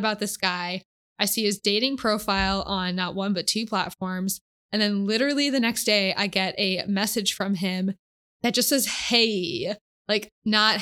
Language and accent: English; Connecticut, United States; moved away; my hometown, which is back in Connecticut